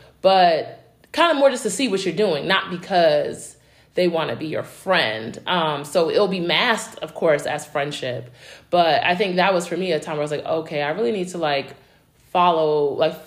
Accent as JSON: {"language": "English", "town": "New York City", "region": "New York", "country": "United States", "moved": "yes", "said": "I'm from New York, originally from Brooklyn."}